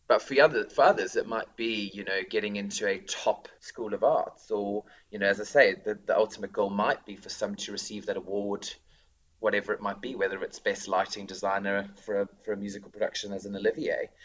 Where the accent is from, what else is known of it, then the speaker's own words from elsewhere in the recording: South Africa; moved away as an adult; now in Reading, United Kingdom; being South African